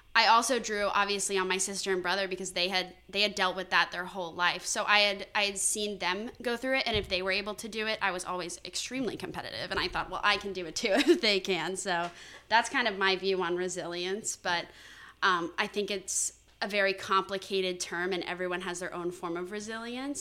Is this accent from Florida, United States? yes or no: yes; Valrico, Florida, United States; moved away as an adult; also born or lived in Connecticut; I'm from Valrico, Florida, which is kind of just outside of Tampa